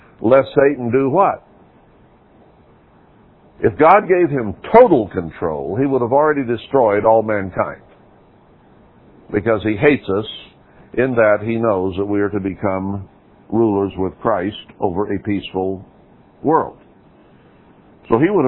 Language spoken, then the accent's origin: English; United States